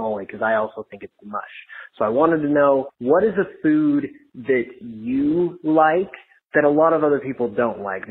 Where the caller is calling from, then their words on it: Utah, United States; I'm calling from Utah.